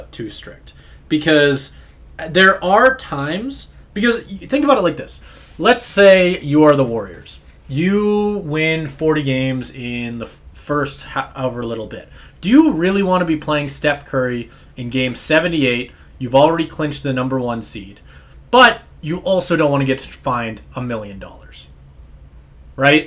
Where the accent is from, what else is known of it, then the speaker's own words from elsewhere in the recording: Calgary, Alberta, Canada; me and Caleb both grew up in Calgary. So Calgary, Alberta